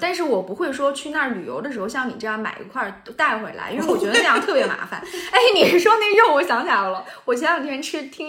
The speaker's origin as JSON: {"language": "Chinese", "region": "Anhui", "country": "China", "said": "我就叫咸肉，我就是安徽人。"}